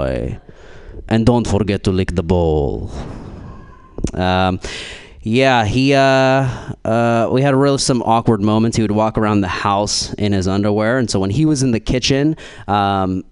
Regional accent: Philadelphia, Pennsylvania, United States; moved away; I'm originally from Philly

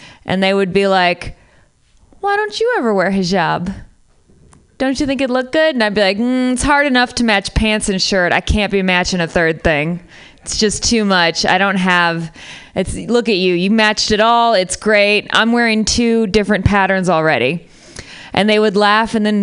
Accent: Midwest, United States; moved away as an adult; also born or lived in Syria; now in San Francisco, United States; I'm from the Midwest, moved to Syria

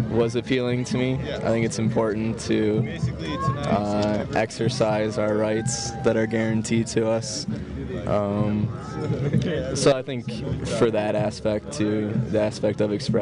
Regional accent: Cleveland, Ohio, United States; now in Denver, United States; Originally, I'm from Cleveland, Ohio, but I'm living in Denver right now

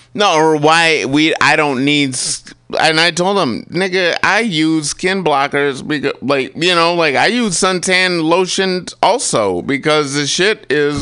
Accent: United States; I'm an American. I was born here

